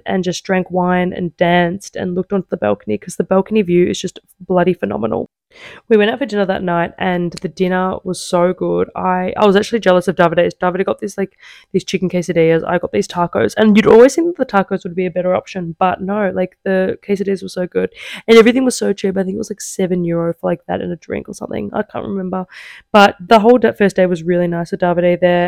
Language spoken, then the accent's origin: English; Australia; now in Italy; I was like, Australia